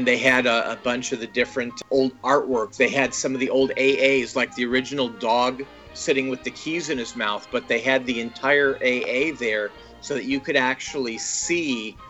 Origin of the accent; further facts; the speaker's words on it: Santa Monica, California, United States; I was born and raised in Santa Monica.